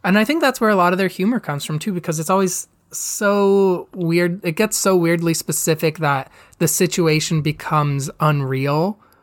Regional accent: Canada; I'm Canadian.

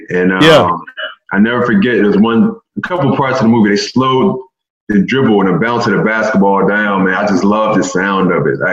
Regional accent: Philadelphia, Pennsylvania, United States; grew up in, in North Philly

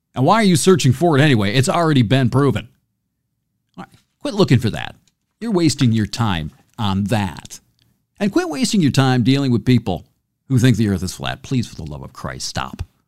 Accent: near Homer, Michigan, United States; I grew up near Homer

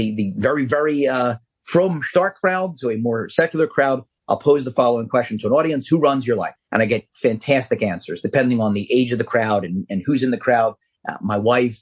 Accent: Philadelphia, Pennsylvania, United States; I'm from Philly

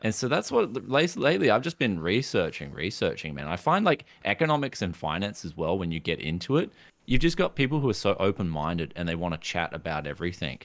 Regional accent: Queensland, Australia; I come from Queensland in Australia

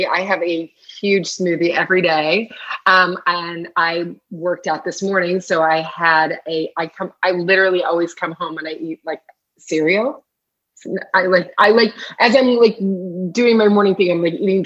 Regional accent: Louisville, Kentucky, United States; I grew up in Louisville, Kentucky

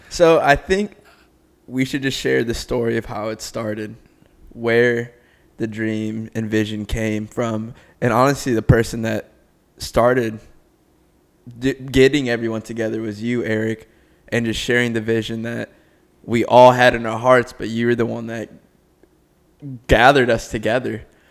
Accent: Cleveland, Ohio, United States; also born or lived in Nashville, Tennessee; now in Naples, United States; Born and raised in Cleveland, Ohio. Lived in Nashville, Tennessee with my family

